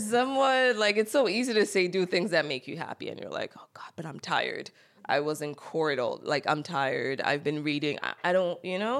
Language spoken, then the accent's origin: English; Cameroon; moved away; also born or lived in Silver Spring, Maryland, United States; I grew up in Cameroon, while I'm not technically an immigrant, 'cause I was born in the U S